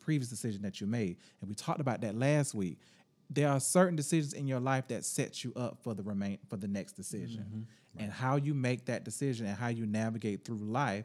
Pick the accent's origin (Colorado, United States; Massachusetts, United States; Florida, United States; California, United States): Florida, United States; Jacksonville; I'm from Jacksonville